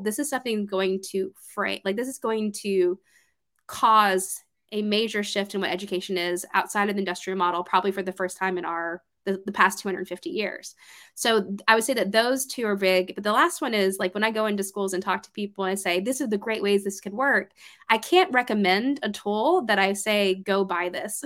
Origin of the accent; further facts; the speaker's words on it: Georgia, United States; moved away as an adult; also born or lived in New York City; I moved up from Georgia, which is where I'm from